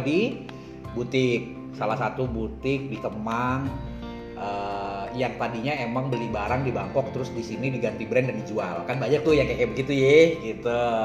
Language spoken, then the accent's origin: Indonesian; Bontang, East Kalimantan, Indonesia; moved away; di Bontang dulu gue ma- eh, langganan majalahnya